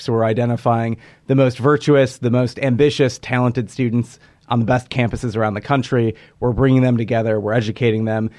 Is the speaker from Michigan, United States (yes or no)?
yes; Hillsdale County, Michigan, United States; moved away; I grew up in Hillsdale County